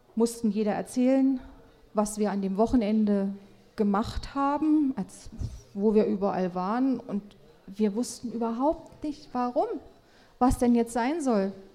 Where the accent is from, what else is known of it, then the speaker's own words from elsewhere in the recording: a small town in Thuringia, Germany; now in Nordhausen, Germany; 1965, in einer thüringischen Kleinstadt geboren